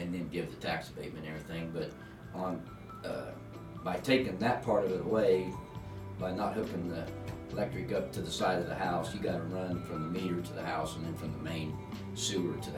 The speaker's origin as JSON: {"language": "English", "town": "La Harpe", "region": "Illinois", "country": "United States", "tie": "born or raised there", "said": "born and raised here, born at the old Iowa Hospital"}